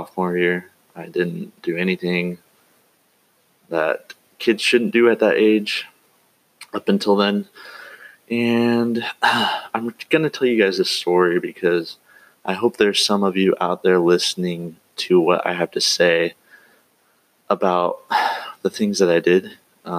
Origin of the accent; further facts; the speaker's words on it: Eastern Oregon, United States; moved away as an adult; also born or lived in Cove, Oregon; I grew up in Oregon, actually in Eastern Oregon. Lived there for about 18 years, and then moved around